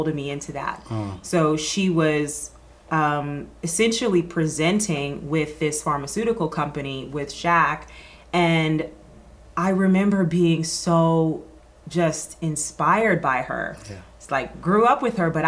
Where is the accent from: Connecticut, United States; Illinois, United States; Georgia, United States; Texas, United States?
Georgia, United States; Atlanta; moved away as an adult; also born or lived in New York; Growing up in Atlanta